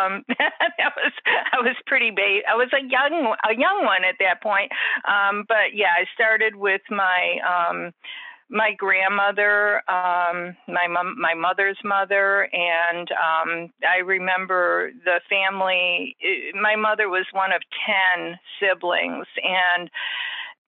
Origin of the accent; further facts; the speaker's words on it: Chicago, Illinois, United States; now in Florida, United States; I'm originally from Chicago, and we had a lot of cold winter